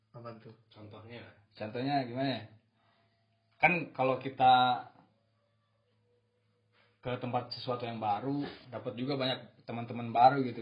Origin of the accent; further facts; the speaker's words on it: Purwokerto, Central Java, Indonesia; also born or lived in Cirebon / Tegal; lahir gue lahir di Prokerto emang